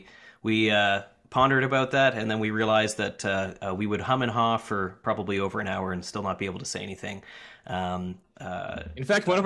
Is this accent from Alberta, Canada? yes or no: no; New Brunswick, Canada; now in San Francisco, United States; I was born and raised near the Belleisle Bay, now transplanted to the San Francisco area.